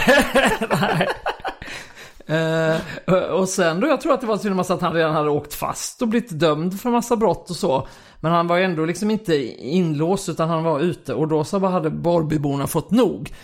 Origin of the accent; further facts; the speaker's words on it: Kristianstad, Skåne, Sweden; Jag är uppvuxen i Kristianstad